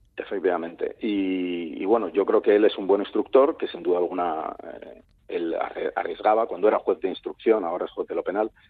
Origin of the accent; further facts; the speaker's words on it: Vilagarcía de Arousa, Galicia, Spain; de donde soy, aunque no de nacimiento me considero, de Vila García de Arousa